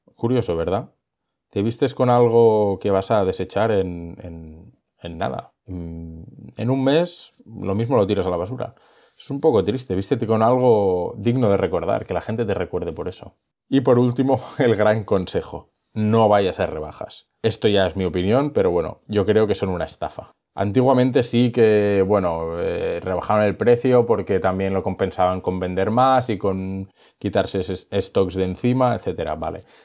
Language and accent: Spanish; Girona, Catalonia, Spain; yo soy de Gerona